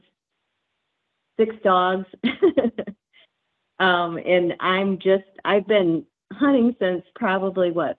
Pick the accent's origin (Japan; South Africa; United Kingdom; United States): United States; Howe, Indiana; also born or lived in Michigan; I was born in Michigan and grew up in Howe, Indiana